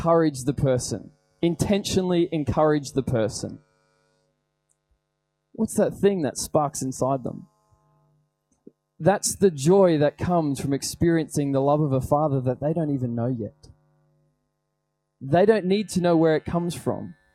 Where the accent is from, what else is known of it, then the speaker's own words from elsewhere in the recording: Australia; we are not Australian Christians, we're Christian Australians